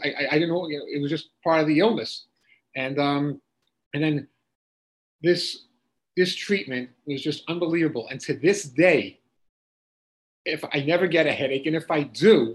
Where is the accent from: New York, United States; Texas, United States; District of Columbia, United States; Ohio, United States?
New York, United States; Long Island; I grew up in Long Island, New York